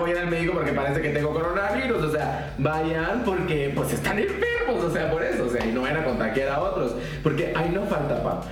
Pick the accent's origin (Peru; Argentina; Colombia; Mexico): Mexico; Tamaulipas; nosotros somos de Tamaulipas